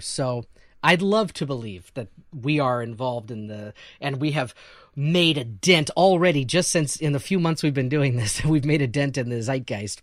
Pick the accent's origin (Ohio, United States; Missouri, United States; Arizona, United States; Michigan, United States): Missouri, United States; now in Chicago, United States; I'm from Missouri and there's a lot of NASCAR people in Missouri